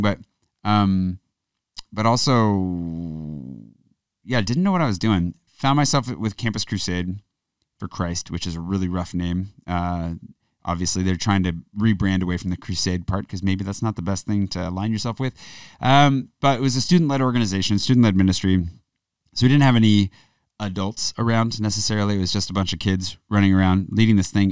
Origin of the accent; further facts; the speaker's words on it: Pullman, Washington, United States; moved away; also born or lived in Spokane; the town I grew up in, Pullman